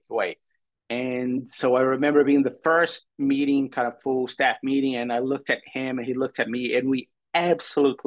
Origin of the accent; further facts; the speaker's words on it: Brazil; English is a second language; moved away as an adult; now in San Francisco, United States; coming to this country is not that I'm Brazilian, is that I'm a foreigner